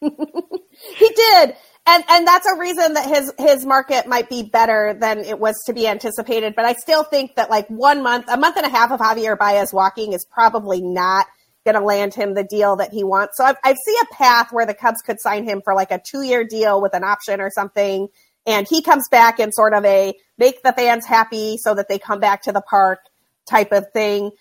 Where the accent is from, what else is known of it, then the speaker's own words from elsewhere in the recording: Utah, United States; moved away; I grew up in Utah